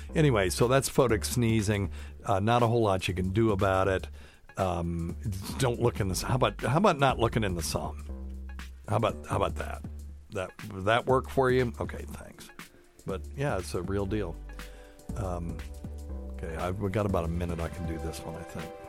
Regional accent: the South, United States; also born or lived in Vermont / Tennessee

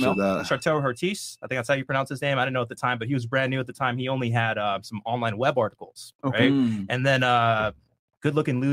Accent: Bay Area, California, United States; So I'm East African, Eritrean, right? Small community, small little country in East Africa, right? Yeah. So born and raised in the Bay Area. So I'm used to diversity, right?

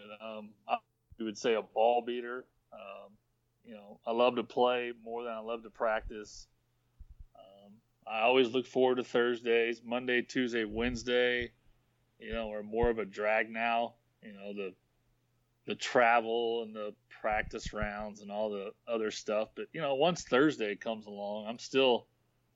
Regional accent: Rockwall, Texas, United States; I live in a town called Rockwall, so just east of town

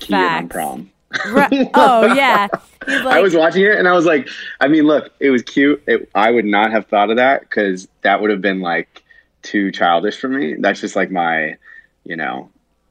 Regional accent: United States; we're American

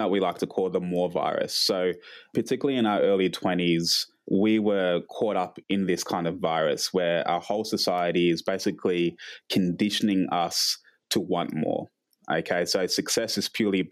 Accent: Canberra, Australian Capital Territory, Australia; I've been here 27 years. So, we grew up in Canberra.

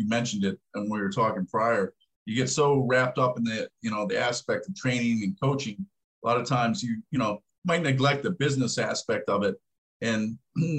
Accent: Pittsburgh, Pennsylvania, United States; I grew up in Pittsburgh

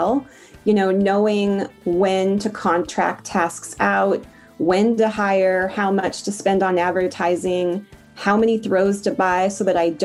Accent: Portland, Oregon, United States; I'm from Portland, Oregon

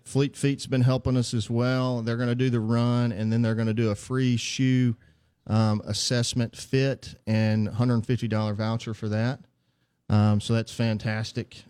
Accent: Heidelberg, Mississippi, United States; also born or lived in Jackson, Mississippi; I'm from Heidelberg, Mississippi originally.

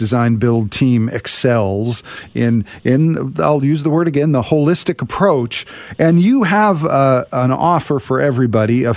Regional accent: Richmond, British Columbia, Canada; I grew up in Richmond, and I thought I knew every road in Richmond

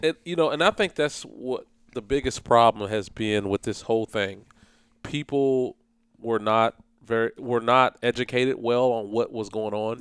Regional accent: Flemingsburg, Kentucky, United States; I'm from Fleming's, I'm from Fleming's birth, Fleming County. If people don't know where it's at, it's eastern part of Kentucky, in between Moorhead and Mount Sterling. Played basketball there

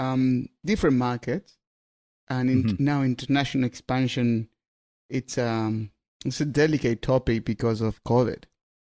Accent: Argentina; English is a second language; I'm from Argentina. I would love to have Vinomofo Argentina.

